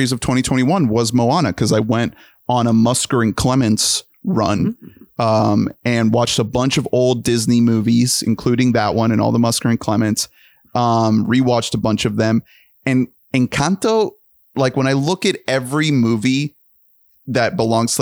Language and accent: English; Colombia; I am from Colombia